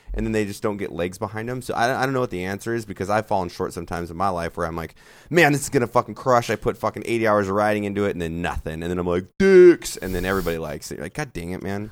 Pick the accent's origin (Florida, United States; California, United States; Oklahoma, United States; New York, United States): California, United States; Santa Barbara; moved away as an adult; now in Texas, United States; Santa Barbara, my hometown of California, since I was born and raised there and moved out